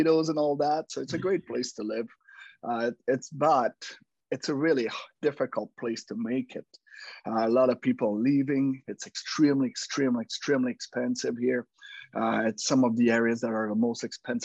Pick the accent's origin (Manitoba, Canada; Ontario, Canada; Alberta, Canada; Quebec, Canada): Quebec, Canada; English is a second language; moved away as an adult; now in British Columbia, Canada; I'm French-Canadian. I was born in Quebec, and then in 1995, I moved to BC. Yes, 25 years later, I still have an accent.